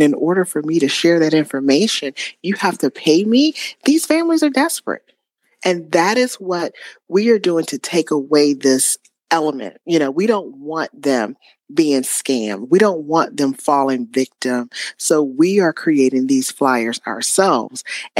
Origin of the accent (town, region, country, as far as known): Spartanburg, South Carolina, United States; born or raised there